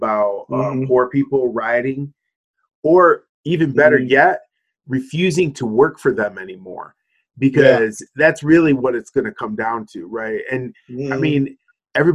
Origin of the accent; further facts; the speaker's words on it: Michigan, United States; now in Arizona, United States; my home state